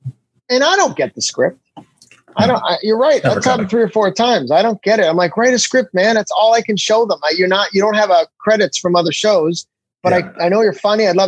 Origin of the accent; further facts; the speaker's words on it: Canada; Because I say I'm a Canadian celebrity, and that's that right there.